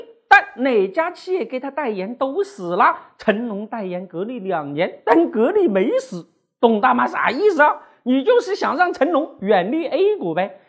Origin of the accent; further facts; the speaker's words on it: Sichuan, China; moved away; 我们四川老家呀